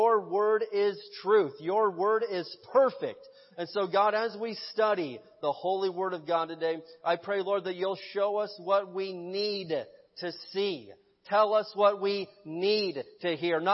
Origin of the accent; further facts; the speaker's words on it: Midwest, United States; now in Barstow, United States; I grew up in the Midwest, and so we had tornadoes out there.